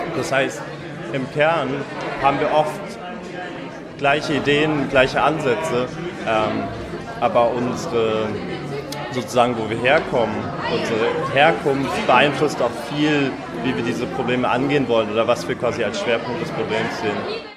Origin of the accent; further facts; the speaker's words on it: Berlin, Germany; Ich komme aus Berlin.